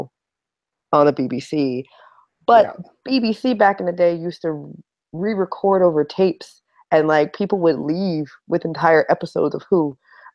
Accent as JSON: {"language": "English", "town": "Baton Rouge", "region": "Louisiana", "country": "United States", "moved": "yes", "lives_now": "New York, United States", "said": "I'm originally from Baton Rouge, Louisiana. I live in New York."}